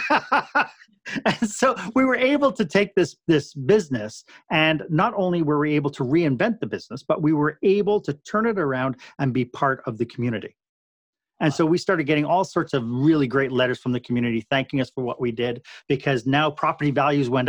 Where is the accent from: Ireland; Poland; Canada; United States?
Canada; we're Canadian